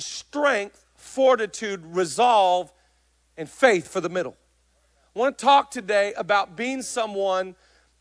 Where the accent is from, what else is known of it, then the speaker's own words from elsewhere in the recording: Seattle, Washington, United States; I'm from Seattle